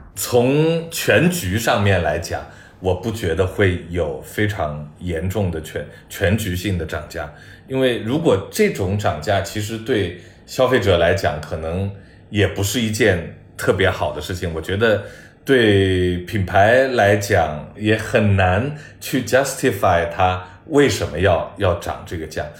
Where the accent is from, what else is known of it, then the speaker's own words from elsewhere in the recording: China; 我中国人